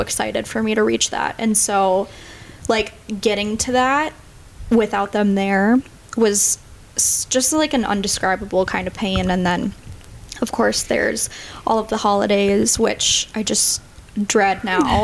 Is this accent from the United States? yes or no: yes; St. Cloud, Minnesota, United States; I am 24. I grew up in St. Cloud, Minnesota, but I've been in the cities for about six years